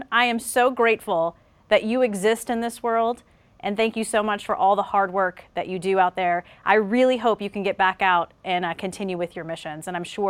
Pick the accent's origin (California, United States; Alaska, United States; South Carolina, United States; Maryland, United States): South Carolina, United States; moved away; I grew up in South Carolina.